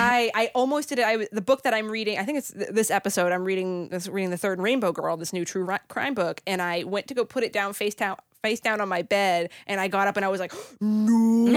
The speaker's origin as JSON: {"language": "English", "region": "Massachusetts", "country": "United States", "said": "I'm from the Boston area."}